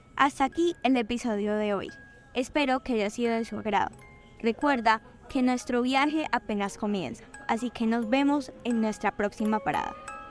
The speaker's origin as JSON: {"language": "Spanish", "country": "Colombia"}